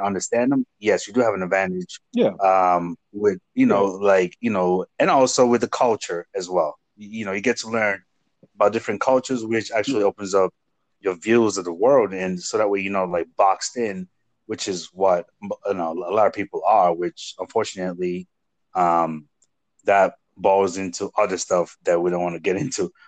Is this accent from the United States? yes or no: no; Nigeria; first language Igbo; English is a second language; moved away; coming from Nigeria and having to speak Igbo, which is my native language, and then English